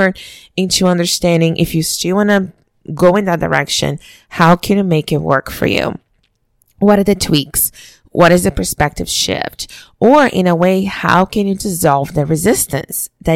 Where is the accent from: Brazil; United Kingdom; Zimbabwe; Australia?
Brazil; moved away; the way I was raised back home in Brazil